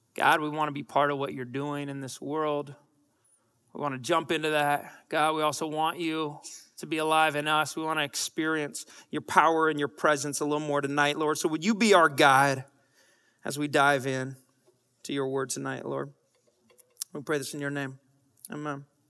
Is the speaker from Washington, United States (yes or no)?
yes; Bellingham, Washington, United States; I'm from Bellingham, Washington